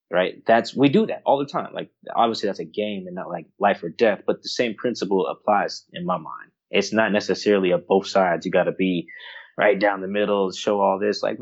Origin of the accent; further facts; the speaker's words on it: Florida, United States; now in Seattle, United States; I grew up in Florida went to California for college, Palo Alto, um, at that, and then you know has now settled in like Seattle.